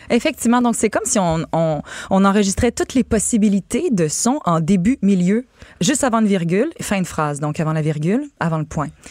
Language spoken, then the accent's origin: French; Canada; Je suis canadien français. Oui, je suis français Canada